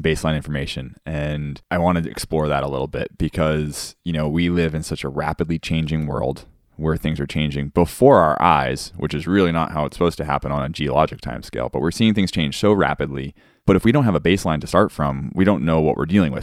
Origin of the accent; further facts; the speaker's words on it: Cape Cod, Massachusetts, United States; now in Hawaii, United States; growing up on Cape Cod